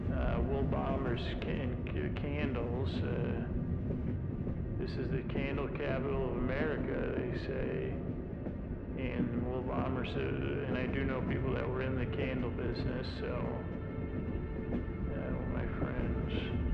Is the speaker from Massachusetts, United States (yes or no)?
no; Syracuse, New York, United States; born or raised there